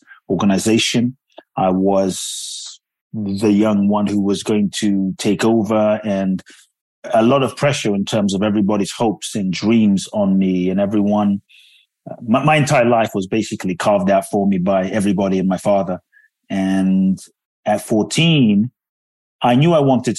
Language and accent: English; London, United Kingdom; moved away as an adult; also born or lived in Ghana; now in United States; I grew up in London. I live in the U.S. now